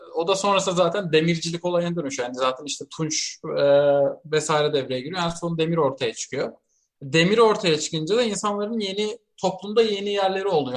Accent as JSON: {"language": "Turkish", "town": "Siirt", "region": "Siirt Province", "country": "Turkey", "tie": "born or raised there", "moved": "yes", "said": "ben çocukken Siirt'teyken"}